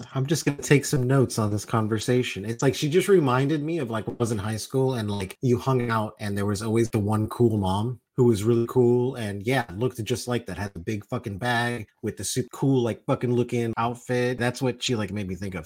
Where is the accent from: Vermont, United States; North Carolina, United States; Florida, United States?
Florida, United States; Miami; also born or lived in New York; I was born in New York, I was raised in Miami